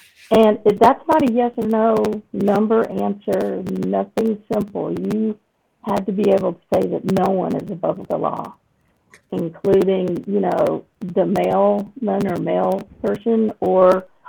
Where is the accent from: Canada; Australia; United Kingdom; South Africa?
United Kingdom; now in United States; though you can't tell by my accent, I've lived in the States well over four decades. I'm originally a citizen of Great Britain.